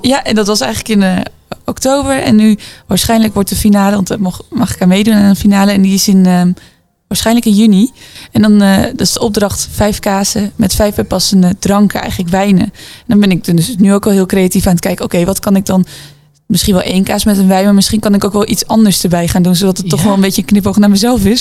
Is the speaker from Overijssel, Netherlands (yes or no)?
yes; Zwolle, Overijssel, Netherlands; ik kom dus uit Zwolle